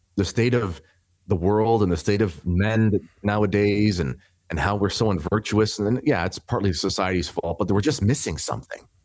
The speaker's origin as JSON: {"language": "English", "country": "Canada", "said": "I am a Canadian"}